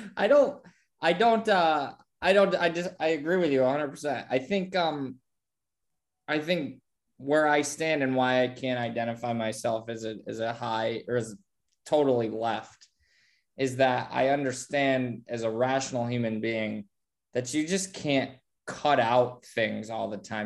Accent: Bradford, Pennsylvania, United States; I live, I grew up in Bradford

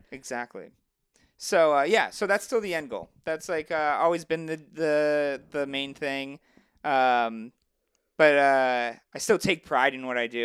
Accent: Chicago suburbs, Illinois, United States; moved away; I'm from Chicago originally, um, well, the suburbs of Chicago

